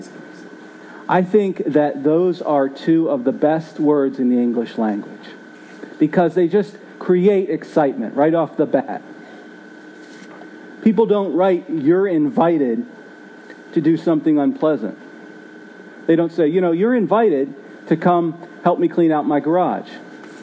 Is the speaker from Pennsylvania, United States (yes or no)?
yes; Philadelphia, Pennsylvania, United States; Growing up in Philly